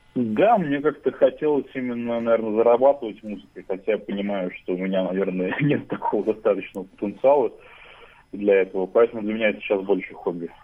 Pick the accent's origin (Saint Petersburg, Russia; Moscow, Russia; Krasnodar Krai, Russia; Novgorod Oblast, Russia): Saint Petersburg, Russia; из Санкт-Петербурга, мне 23 года